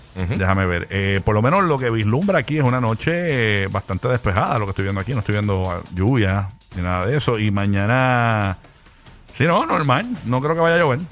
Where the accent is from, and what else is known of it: Puerto Rico